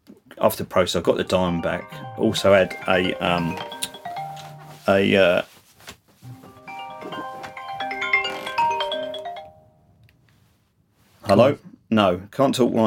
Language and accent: English; London, United Kingdom; I grew up in Elton, southeast London